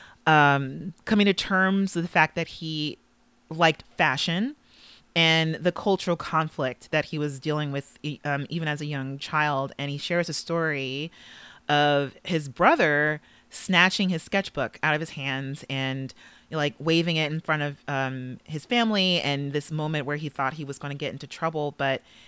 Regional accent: Los Angeles, California, United States; Los Angeles, which is also my hometown

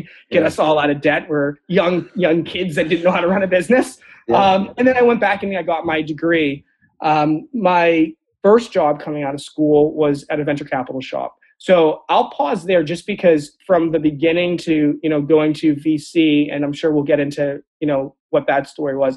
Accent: Central Maine, United States; born or raised there; also born or lived in Port-au-Prince, Haiti

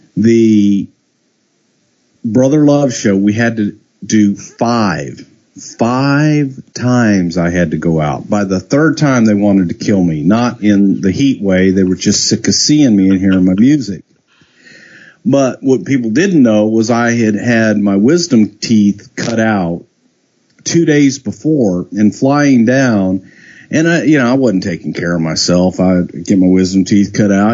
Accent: Texas, United States; I'm a kid from Texas

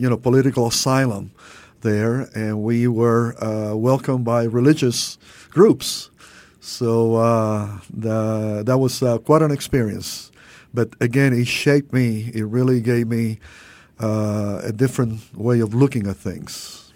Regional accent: Cuba; also born or lived in Louisville, Kentucky, United States; now in Miami, United States; growing up in Miami with our Cuban family

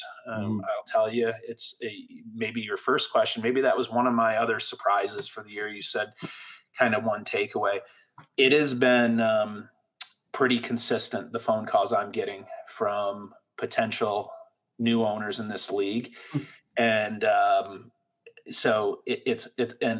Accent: Syracuse, New York, United States; growing up in Syracuse

